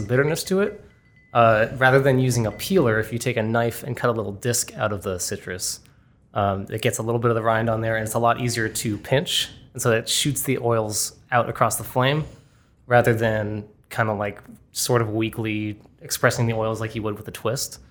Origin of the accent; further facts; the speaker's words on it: Boston, Massachusetts, United States; my hometown of Boston